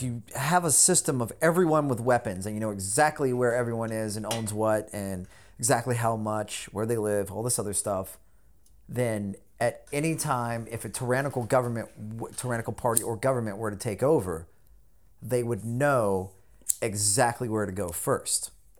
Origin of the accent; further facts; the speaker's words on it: the South, United States; I grew up in the South, out in the country and everything.